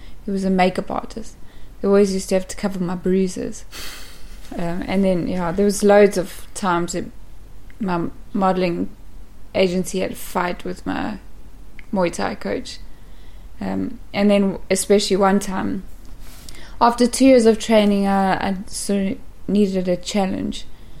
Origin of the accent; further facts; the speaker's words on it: South Africa; Up until teenagehood, we lived on a farm.